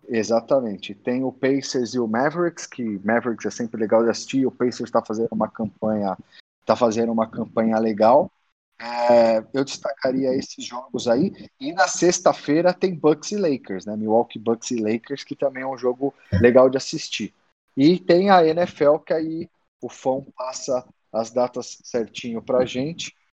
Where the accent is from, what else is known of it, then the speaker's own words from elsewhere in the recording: São Bernardo do Campo, São Paulo, Brazil; moved away; also born or lived in Detroit, United States; nasci em São Bernardo